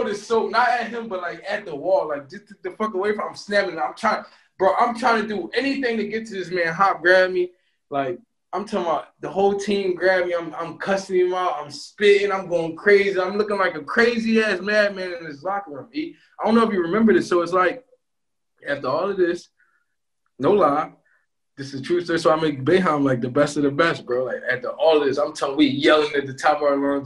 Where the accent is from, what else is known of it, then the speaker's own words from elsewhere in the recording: Philadelphia, Pennsylvania, United States; moved away; I'm from Philly.